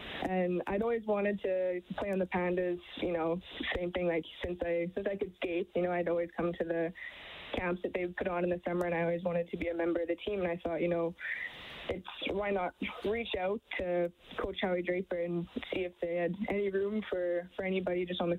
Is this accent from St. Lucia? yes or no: no; Fairview, Alberta, Canada; So I grew up in a small town in northern Alberta called Fairview